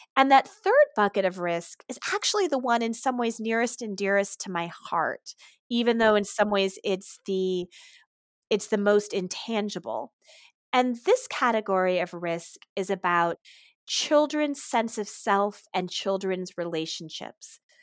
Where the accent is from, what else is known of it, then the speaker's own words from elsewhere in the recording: Ann Arbor, Michigan, United States; Ann Arbor, Michigan, actually my hometown.